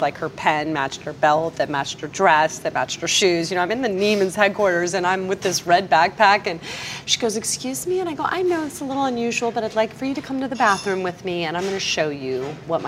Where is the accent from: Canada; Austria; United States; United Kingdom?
United States; Clearwater, Florida; I grew up on Clearwater Beach.